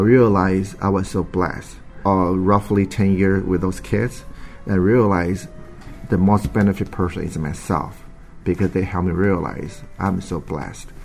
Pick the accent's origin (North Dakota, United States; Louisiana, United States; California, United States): California, United States; San Francisco; I'm from San Francisco, California.